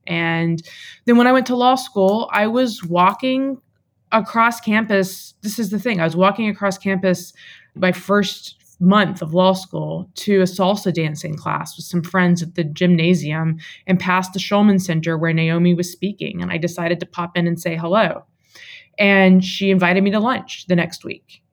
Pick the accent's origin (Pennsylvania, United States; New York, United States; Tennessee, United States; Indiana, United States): Tennessee, United States; Waverly; Southern woman who grew up in rural Tennessee